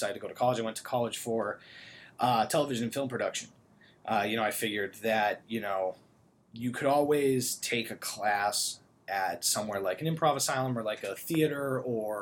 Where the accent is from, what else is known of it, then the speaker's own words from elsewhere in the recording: Newton, Massachusetts, United States; I grew up in Newton, which is right outside of Boston